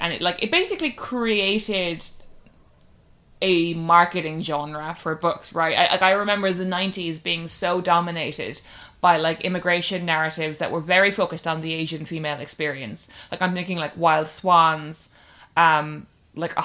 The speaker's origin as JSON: {"language": "English", "country": "Ireland"}